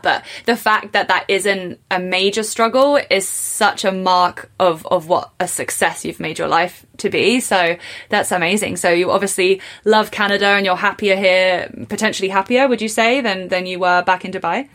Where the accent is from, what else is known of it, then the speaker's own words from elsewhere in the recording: England, United Kingdom; I was born in England and I went to university in England